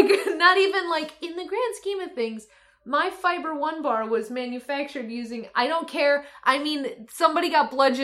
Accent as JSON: {"language": "English", "region": "Michigan", "country": "United States", "said": "I'm from Michigan."}